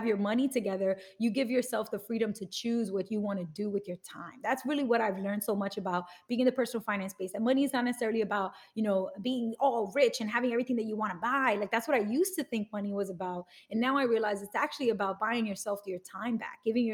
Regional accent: New York City, New York, United States; I grew up in Bushwick in Brooklyn

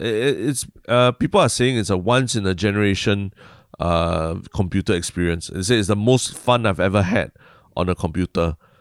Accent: Singapore; a Singaporean

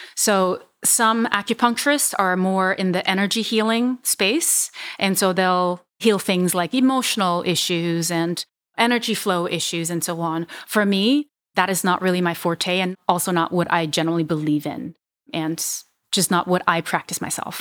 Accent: Switzerland; English is a second language; moved away as an adult; also born or lived in Vietnam / Hong Kong; now in United States; And so I ended up in Switzerland for most of my childhood. I moved to the United States officially when I was nineteen

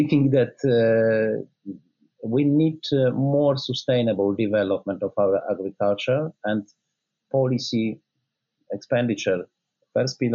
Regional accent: Poland; my home country, Poland

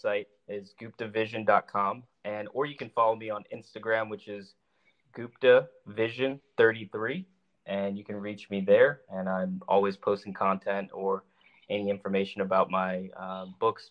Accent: California, United States; now in Charlotte, United States; growing up in California and then later on moving to Charlotte, North Carolina

